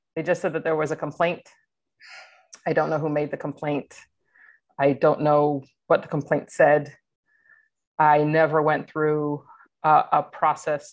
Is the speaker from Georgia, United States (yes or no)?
yes; Atlanta, Georgia, United States; moved away as an adult; I grew up in Atlanta, Georgia, was recruited from Atlanta